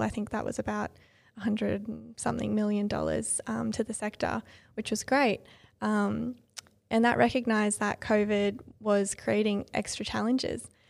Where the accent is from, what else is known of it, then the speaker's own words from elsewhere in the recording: Sutherland Shire, New South Wales, Australia; also born or lived in Illawarra; I grew up in the Sutherland Shire, so it's also the Sutherland Shire area